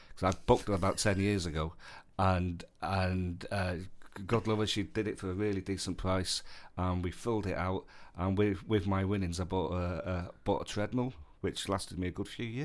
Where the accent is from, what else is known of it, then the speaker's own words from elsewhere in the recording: East of England, United Kingdom; every everyone from Essex had that joke. I'm from Essex.